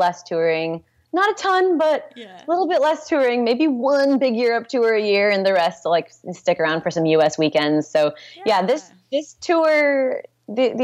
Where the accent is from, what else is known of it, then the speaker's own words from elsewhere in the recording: Santa Rosa, California, United States; also born or lived in Portland, Oregon / San Jose, California; I grew up here. I grew up in Santa Rosa